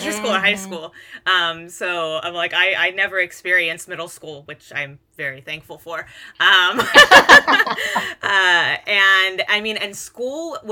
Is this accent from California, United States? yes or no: yes; Hayward, California, United States; also born or lived in San Lorenzo, California; I grew up in Hayward originally, and then we moved to technically we never even moved to San Lorenzo. We were in unincorporated Hayward in the San Lorenzo School District.